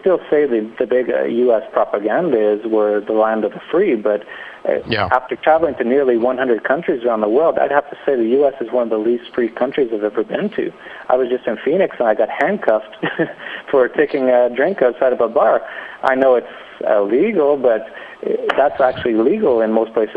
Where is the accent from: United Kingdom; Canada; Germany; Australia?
Canada; moved away; I'm from Canada